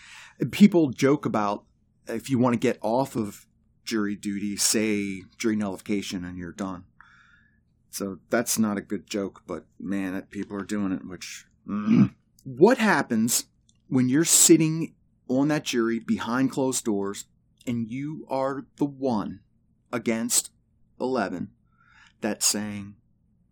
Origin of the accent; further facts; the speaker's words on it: Maryland, United States; I was born in Maryland